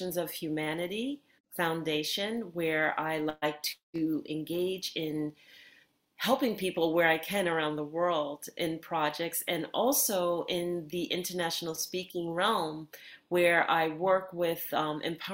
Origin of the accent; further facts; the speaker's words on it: New York City, New York, United States; I grew up in Bayside, New York, and that is New York City in Queens